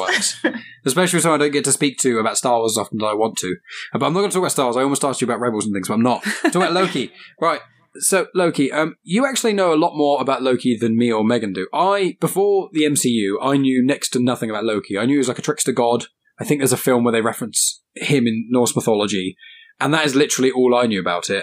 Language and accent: English; England, United Kingdom; I'm just English